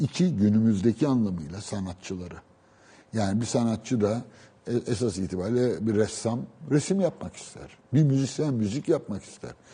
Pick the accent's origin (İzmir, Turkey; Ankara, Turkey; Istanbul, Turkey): Istanbul, Turkey; also born or lived in Beşiktaş; ben doğma büyüme Üsküdar'lıyım